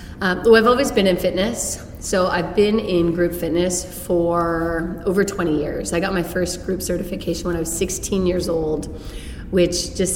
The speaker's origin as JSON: {"language": "English", "town": "Hamilton", "region": "Ontario", "country": "Canada", "tie": "born or raised there", "also_born_or_lived": "St. Catharines", "lives_now": "Toronto, Canada", "said": "I grew up in Hamilton. I went to university in Toronto and in St. Catharines."}